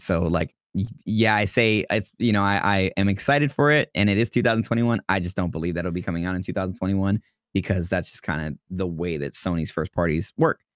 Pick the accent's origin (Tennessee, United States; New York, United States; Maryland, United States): New York, United States; New York City; I was born and raised in the Bronx in New York City